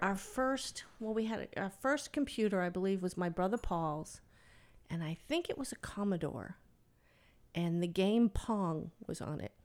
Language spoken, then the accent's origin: English; Medford, Massachusetts, United States; moved away as an adult; now in Stratford, United States; I'm originally from Medford, which is, like, two or three miles outside of Boston, so I'm a Bostonian.